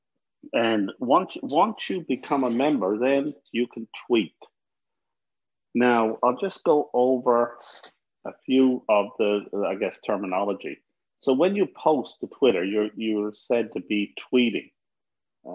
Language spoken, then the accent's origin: English; Newfoundland and Labrador, Canada; now in Ottawa, Canada; I'm from Newfoundland